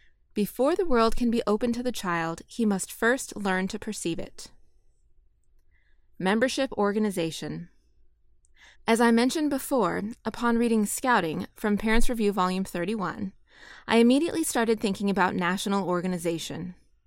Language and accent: English; California, United States; Growing up in California, it was cowboys and wagon trains that caught my imagination.